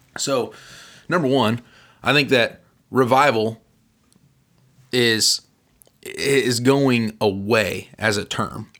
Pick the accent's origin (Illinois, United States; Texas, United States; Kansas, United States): Illinois, United States; Central; we're from Central Illinois